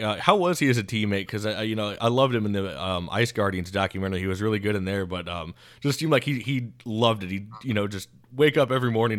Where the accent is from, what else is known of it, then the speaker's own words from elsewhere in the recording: Tampa, Florida, United States; growing up in Tampa